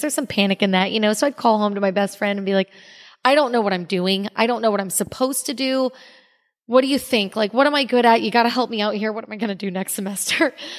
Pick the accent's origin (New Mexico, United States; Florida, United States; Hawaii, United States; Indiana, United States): Florida, United States; Cape Coral; also born or lived in Orlando, Florida; I was born in Cape Coral, Florida, and I was raised there